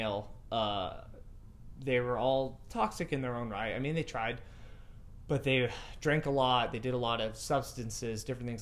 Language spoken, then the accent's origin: English; Lompoc, California, United States; moved away; I was a local celebrity in my hometown